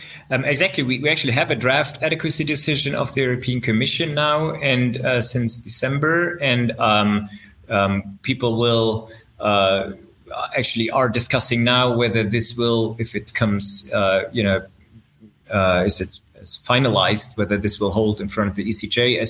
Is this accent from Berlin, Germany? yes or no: yes; Berlin, Germany; now in my hometown, which is even better.